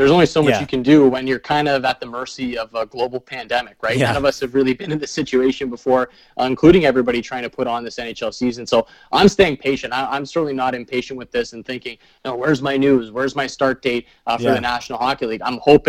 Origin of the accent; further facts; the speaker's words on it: Canada; As a Canadian and a Canadian hockey fan, it's pretty intriguing to me to think of all of those teams in the same division.